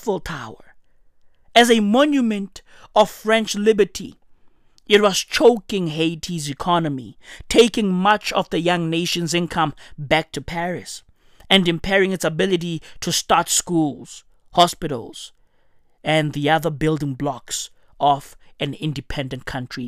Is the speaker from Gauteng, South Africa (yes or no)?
yes; Johannesburg, Gauteng, South Africa; I'm from Johannesburg. I'm recording this shit in Johannesburg, South Africa